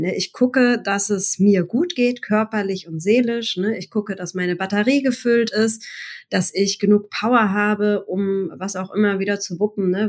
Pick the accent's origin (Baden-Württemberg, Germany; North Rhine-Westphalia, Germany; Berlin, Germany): Baden-Württemberg, Germany; Mannheim; also born or lived in Bergstraße; Ich bin gebürtige Monomerin, also äh, in und um Mannheim herum